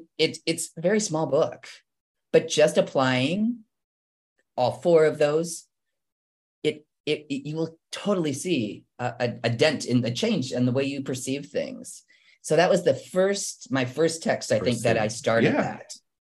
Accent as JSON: {"language": "English", "region": "Midwestern United States", "country": "United States", "said": "So I didn't even know how to swim. I'm from the Midwest."}